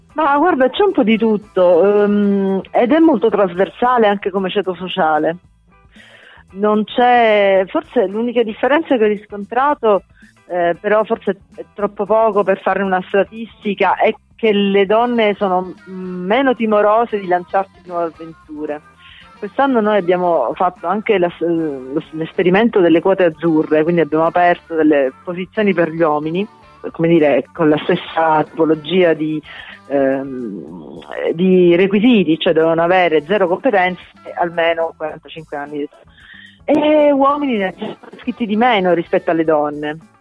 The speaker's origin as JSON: {"language": "Italian", "region": "Sicily", "country": "Italy", "said": "da siciliana a Roma"}